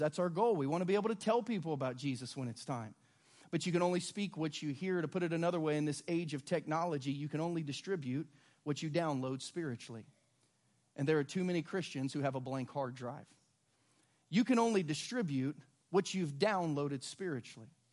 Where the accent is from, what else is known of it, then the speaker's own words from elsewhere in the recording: Southern Ohio, United States; now in Lee's Summit, United States; I grew up in Southern Ohio